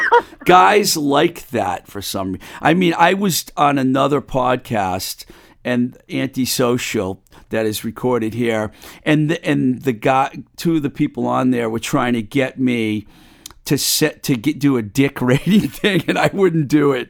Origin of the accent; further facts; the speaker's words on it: Webster, Massachusetts, United States; my hometown of uh, Webster, Mass